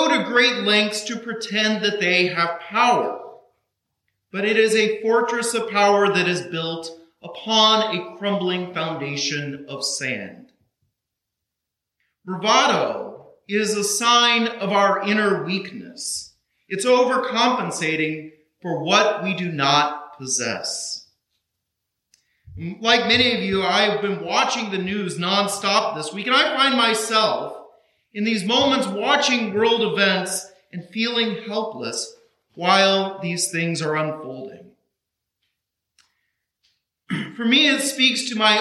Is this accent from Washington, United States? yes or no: no; Kansas, United States; now in Burlington, United States; I grew up in Kansas